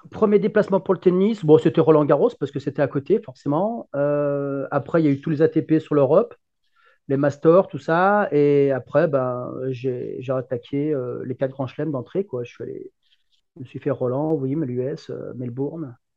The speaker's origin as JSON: {"language": "French", "town": "Lyon", "region": "Auvergne-Rhône-Alpes", "country": "France", "said": "je suis un Lyonnais"}